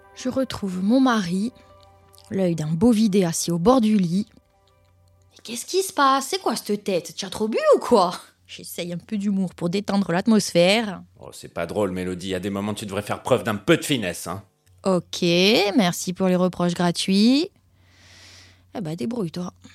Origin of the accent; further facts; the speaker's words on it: Corsica, France; Je vis et je suis née en Corse. Et comme on dit chez nous, on est Corse avant d'être.